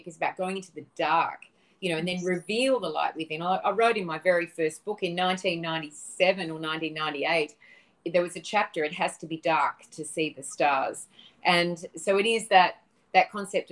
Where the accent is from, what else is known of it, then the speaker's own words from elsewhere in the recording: Australia; moved away as an adult; also born or lived in Los Angeles; growing up in the Australian suburbs with a lot of bush and a lot of nature